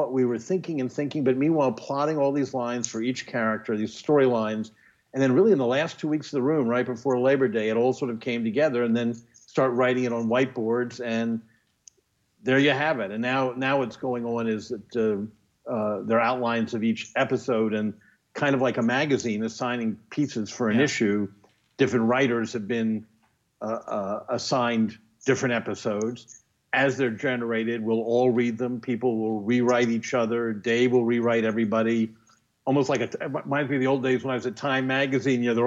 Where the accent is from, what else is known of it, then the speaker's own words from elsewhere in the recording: Washington, District of Columbia, United States; I grew up in Washington